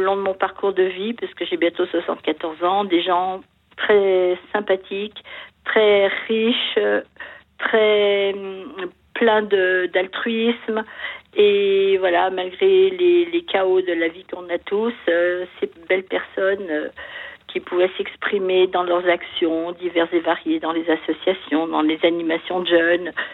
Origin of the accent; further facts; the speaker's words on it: France; j'aime mon pays parce que j'ai la chance d'y être née